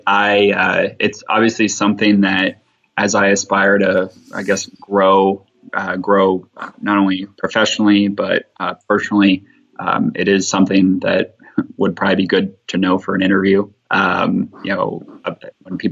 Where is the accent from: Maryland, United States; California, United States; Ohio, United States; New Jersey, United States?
Ohio, United States; now in Alabama, United States; I'm from Ohio